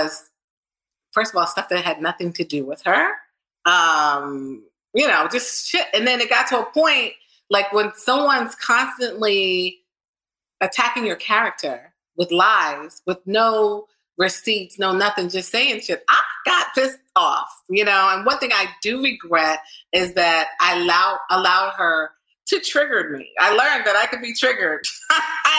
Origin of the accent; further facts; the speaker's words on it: New Jersey, United States; I'm from New Jersey